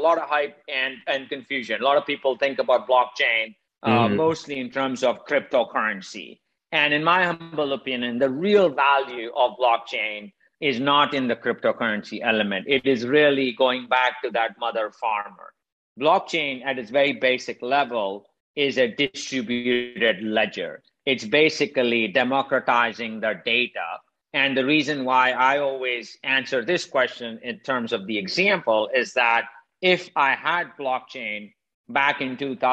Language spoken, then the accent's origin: English; India; moved away as an adult; now in United States; I'm originally from India. I grew up poor in India. I left almost 30 years ago, came to the United States about 25 years ago.